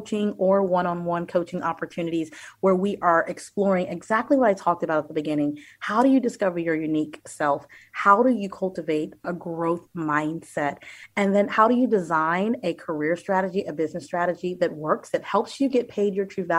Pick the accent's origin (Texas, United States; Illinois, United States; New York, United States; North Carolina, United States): Texas, United States; Austin; now in Northern Virginia, United States; I am originally from Austin, Texas, and now reside in Northern Virginia